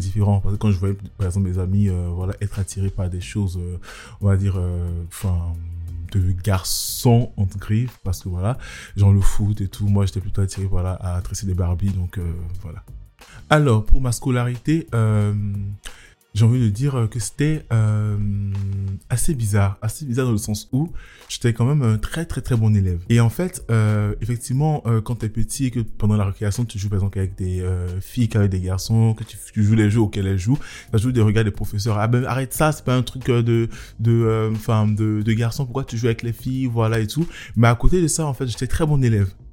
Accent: Abidjan, Côte d’Ivoire; also born or lived in Nantes, France; now in Paris, France; j'ai grandi en, en Côte d'Ivoire, à Abidjan

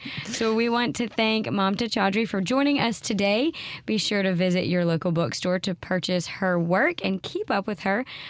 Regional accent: Mississippi, United States; I grew up in Mississippi and I had a very different experience here than she did.

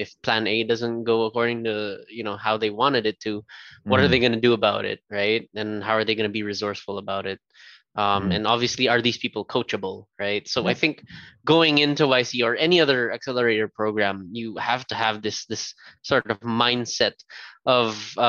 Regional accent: Canada; That was us being Canadian, by the way.

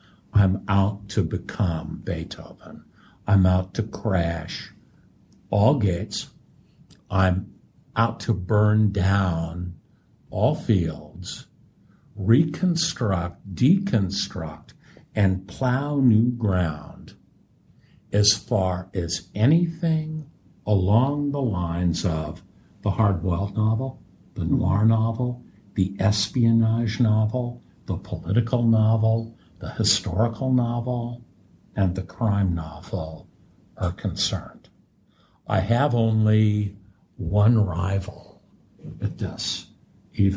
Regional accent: United States; I'm an American

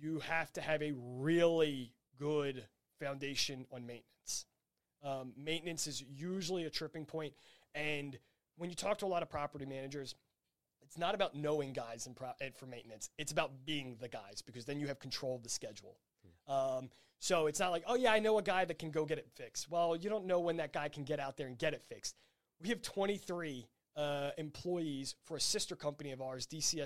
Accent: New Jersey, United States; also born or lived in Washington, D.C.; I'm from South Jersey

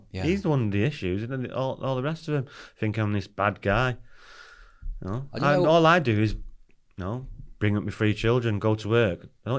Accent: Wales, United Kingdom; So he likes to talk about Cardiff, and obviously we're Welsh, so we talk about Wales coming up.

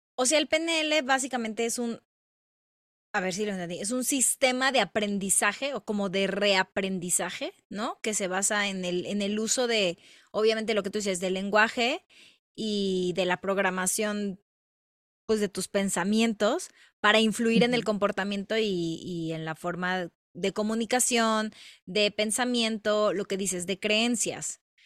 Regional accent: Mexico; somos mexicanas

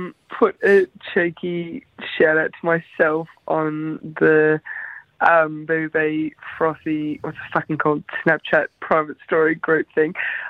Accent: Melbourne, Victoria, Australia; I'm from Melbourne.

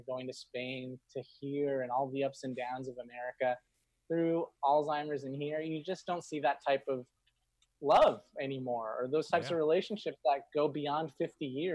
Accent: Inglewood, California, United States; I grew up in Inglewood in Los Angeles

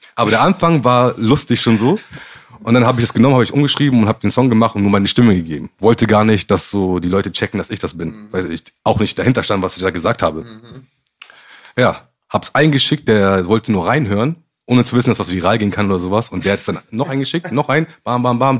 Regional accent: Gambia; also born or lived in Hamburg; Ich komme nicht aus Ghana, ich komme aus Gambia

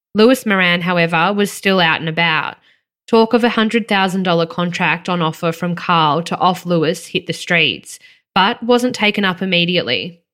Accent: Victoria, Australia; growing up in Victoria

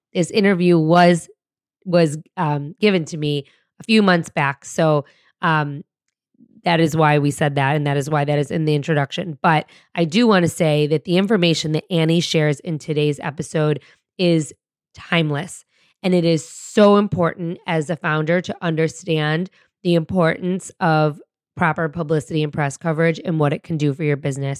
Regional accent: suburbs outside of Detroit, Michigan, United States; moved away; my hometown just outside of Detroit in the suburbs where I grew up.

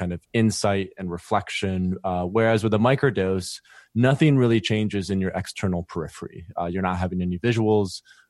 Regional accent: Michigan, United States; And basically, I'm originally from West Michigan.

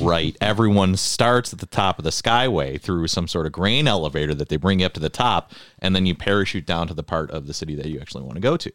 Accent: Buffalo, New York, United States; growing up in South Buffalo, right, you're in the middle of, you're, you're not in the middle of the city, but you're in the city proper

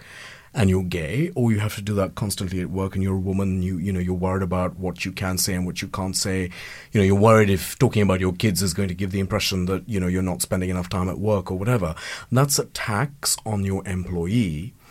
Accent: India; now in United Kingdom; I'm an immigrant and I'm Indian

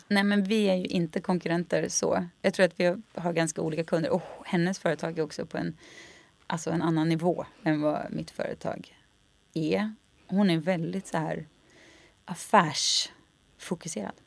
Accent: Skaraborg, Västra Götaland, Sweden; jag tror vi kommer från liksom Slätta, Skaraborg

